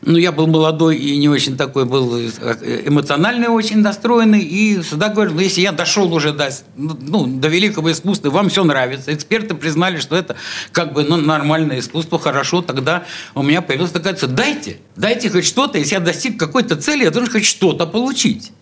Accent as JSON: {"language": "Russian", "region": "Saint Petersburg", "country": "Russia", "tie": "born or raised there", "said": "я родился как бы вот в самом, что ни на есть Петербурге, в самом, что ни на есть центре"}